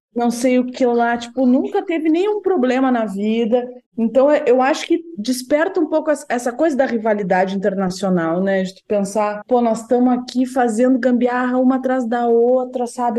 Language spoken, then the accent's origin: Portuguese; Rio Grande do Sul, Brazil; accent: gaúcho; eu tenho um sotaque muito carregado